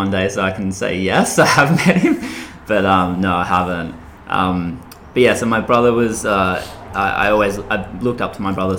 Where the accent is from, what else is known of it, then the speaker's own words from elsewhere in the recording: Byron Bay, New South Wales, Australia; moved away as an adult; I'm from a little place called Byron Bay on the east coast of Australia. I grew up there from age of 4 years old until I was about 18 when I left.